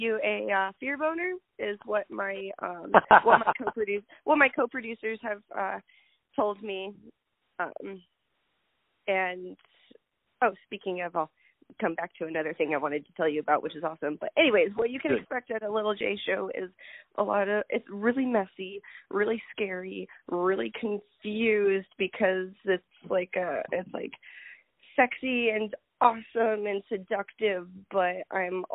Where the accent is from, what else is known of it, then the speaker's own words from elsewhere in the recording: Phoenix, Arizona, United States; is my hometown in Phoenix, Arizona